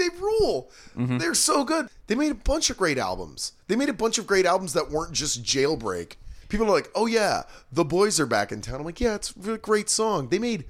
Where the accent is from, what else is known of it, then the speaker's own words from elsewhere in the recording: Orcas Island, Washington, United States; I grew up in the San Juan Islands. I grew up on Orcas Island.